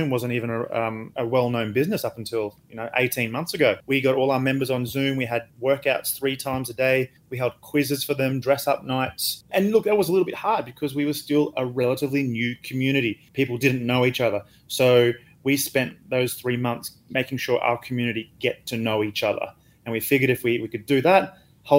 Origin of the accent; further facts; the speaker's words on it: Australia; moved away as an adult; also born or lived in Dubai; now in Singapore; I'm an Australian